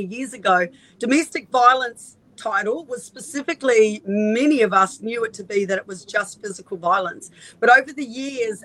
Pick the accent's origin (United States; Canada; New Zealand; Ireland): New Zealand; also born or lived in Northern Beaches, Australia; now in Australia; I'm from New Zealand, so I had no family here at all